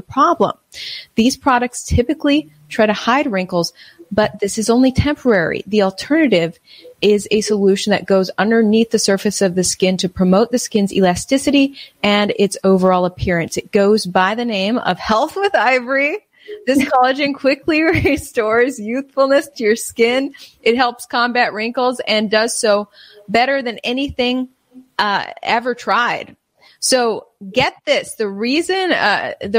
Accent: United States; I'm just an American

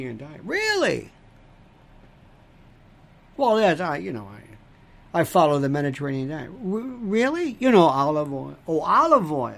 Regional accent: United States; I, and I mean this with all due respect, am an American. I'm not European.

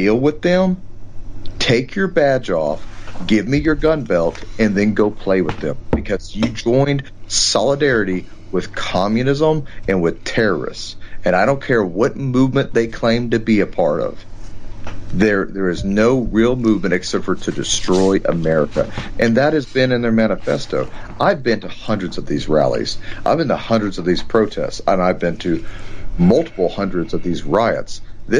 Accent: Texas, United States; my home state of Texas

